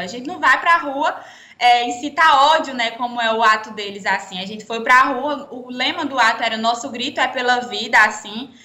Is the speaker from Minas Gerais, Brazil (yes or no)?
no; Pernambuco, Brazil; moved away as an adult; now in Campina Grande, Brazil; eu não sou paraibana, sou pernambucana, é, vim morar aqui na, em Campina Grande para cursar arquitetura e urbanismo na UFCG